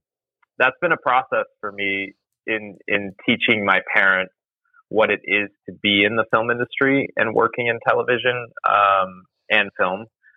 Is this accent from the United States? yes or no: no; Nottingham, England, United Kingdom; born there; also born or lived in Spain; I was born in England.